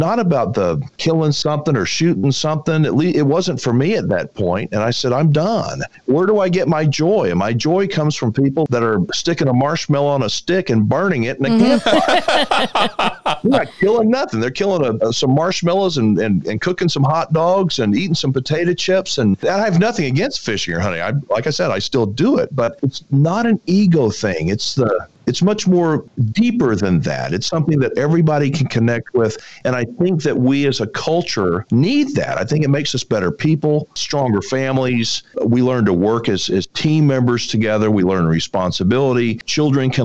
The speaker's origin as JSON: {"language": "English", "region": "Texas", "country": "United States", "tie": "born or raised there", "said": "I was born and raised in Texas."}